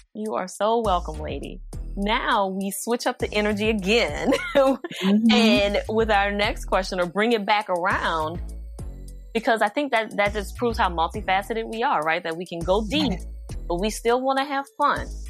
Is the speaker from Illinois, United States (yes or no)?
no; New Orleans, Louisiana, United States; I'm from New Orleans